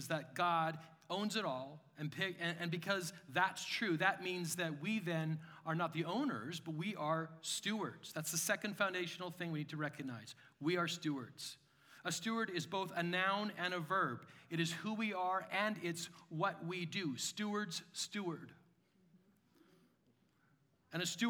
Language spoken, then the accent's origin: English; Canada; I'm a Canadian.